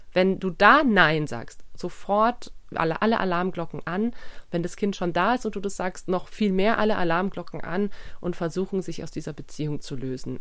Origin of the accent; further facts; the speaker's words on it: Germany; bei uns in Deutschland